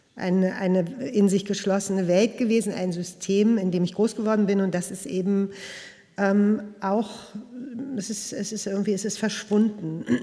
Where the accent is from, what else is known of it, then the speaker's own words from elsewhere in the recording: Berlin, Germany; also born or lived in Prenzlauer Berg, Berlin; Und ich bin in Westberlin geboren und ich bin in Neukölln groß geworden